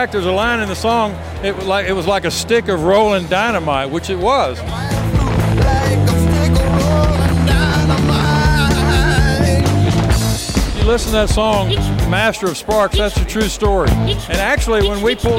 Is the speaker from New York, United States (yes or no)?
no; Houston, Texas, United States; a dear childhood friend of mine growing up in Houston